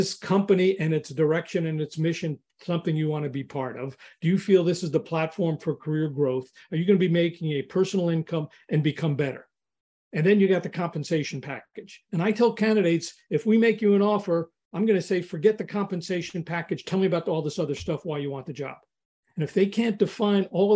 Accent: New York, United States; I grew up in New York

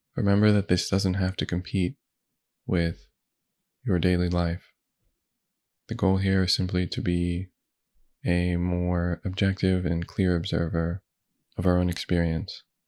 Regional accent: United States; I was born in the United States.

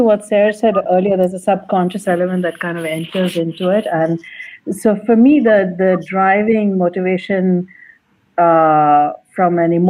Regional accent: Kuwait; But in brief, I was I grew up and lived in Kuwait for a long time.

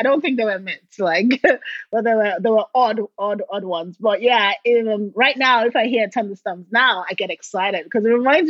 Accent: Port Harcourt, Rivers State, Nigeria; Down south, called River State. The city is called Port Harcourt, and that's where all the oil companies were all based.

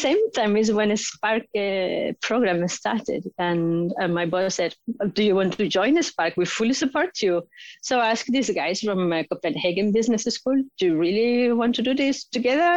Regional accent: Spain; moved away as an adult; also born or lived in United Kingdom; now in Oslo, Norway; I have a master's in biochemistry and biotechnology from my home country, Spain

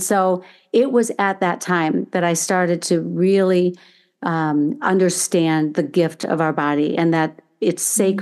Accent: Chicago, Illinois, United States; born there; also born or lived in Indiana; So I was born in Chicago, Illinois, actually. My parents, um, and I have four brothers, and um, with my dad's job, we would move every few years to a different state. And then ultimately, as I was entering high school, we moved to um, Indiana, where I'm now located again.

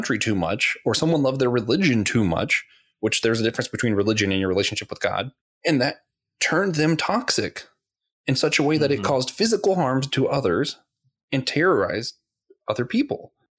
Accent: Florida, United States; it might be because I grew up in Florida.

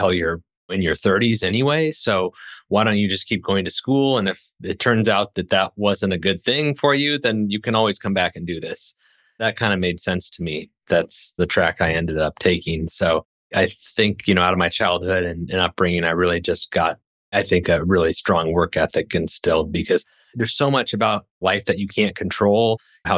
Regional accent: Lincoln, Nebraska, United States; also born or lived in Hastings, Nebraska; I'm from Nebraska. I was born in a small town in central Nebraska

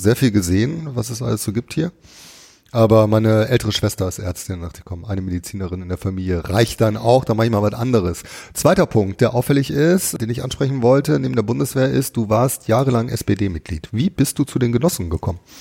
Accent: Duisburg, North Rhine-Westphalia, Germany; obwohl ich in Duisburg geboren bin

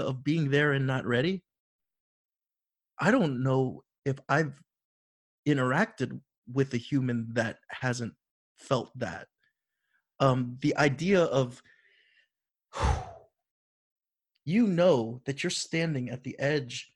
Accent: Florida, United States; growing up in Florida

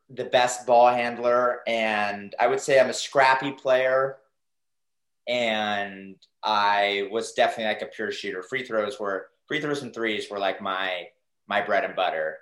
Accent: Dallas, Texas, United States; growing up in Dallas, Texas

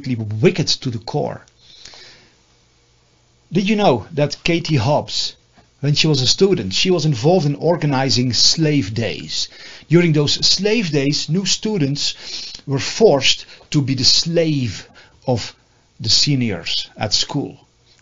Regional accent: Netherlands; moved away as an adult; now in United States; I'm from the Netherlands

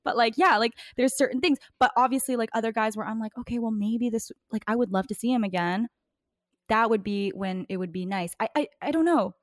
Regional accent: East Coast, Canada; accent: East Coast; now in Vancouver, Canada; when I first moved to Vancouver, I think it's just, like, my East Coast accent

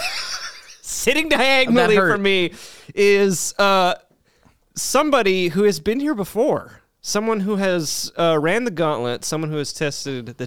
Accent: Canada; we're Canadian

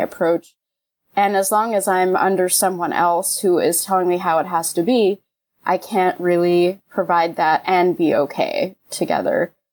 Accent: New York, United States; now in Los Angeles, United States; I'm from New York, so I know those winters really well

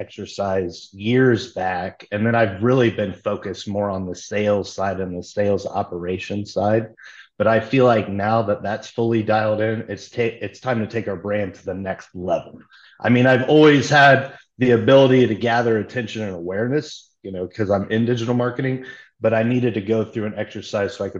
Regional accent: near Logansport, Indiana, United States; moved away as an adult; also born or lived in Fort Wayne, Indiana; now in Austin, United States; I'm actually from a real small rural community. I mean, it's near Logansport, Indiana, and there was only like 50 people

